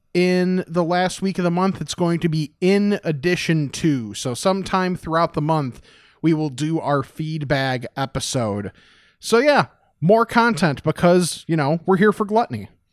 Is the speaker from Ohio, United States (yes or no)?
no; West Chicago, Illinois, United States; born or raised there